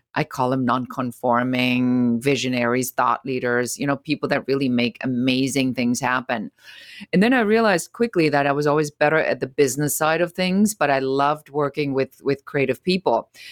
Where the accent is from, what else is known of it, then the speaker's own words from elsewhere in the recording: Germany; moved away; I'm originally from Germany